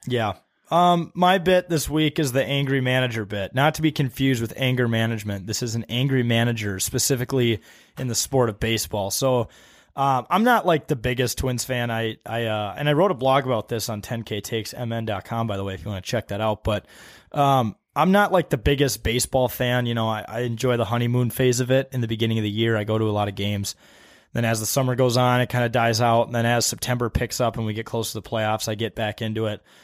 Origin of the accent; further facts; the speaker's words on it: Wisconsin, United States; I grew up in Wisconsin